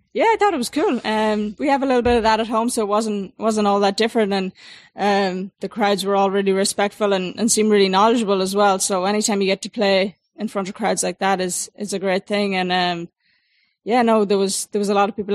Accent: Ireland; back in Ireland, I, I came from Ireland

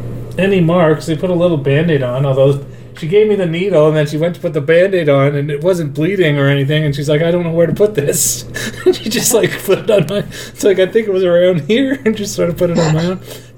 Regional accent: Canada; It doesn't matter where, what province I'm in. I get the healthcare because I'm Canadian.

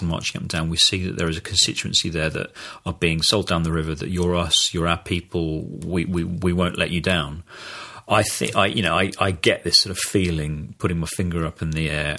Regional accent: United Kingdom; speaking as a Brit

